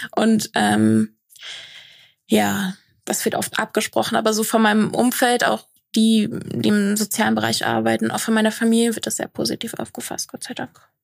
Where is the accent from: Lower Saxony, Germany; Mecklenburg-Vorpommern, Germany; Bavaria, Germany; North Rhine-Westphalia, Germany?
Lower Saxony, Germany; moved away as an adult; now in Koblenz, Germany; ich bin in einem Dorf aufgewachsen in Niedersachsen